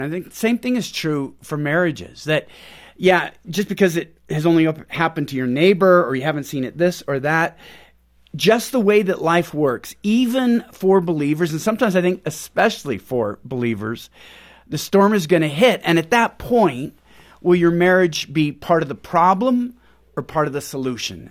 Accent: Pacific Northwest, United States; moved away as an adult; also born or lived in Houston; We're from Pacific Northwest.

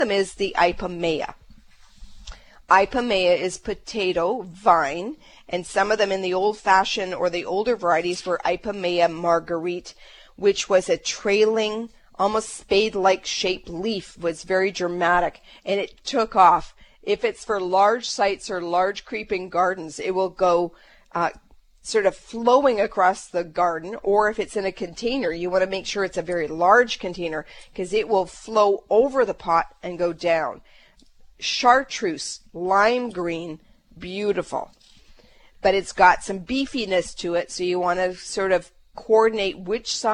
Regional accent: Canada; we're Canadian

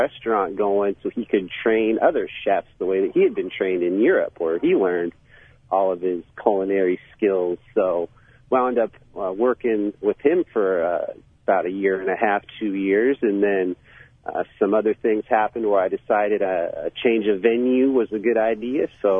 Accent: Bellingham, Washington, United States; I grew up in Washington State, so I grew up on the West Coast there in a town called Bellingham, which is kind of in between Seattle and Vancouver. So I had opportunities growing up kind of to hit the city when I needed

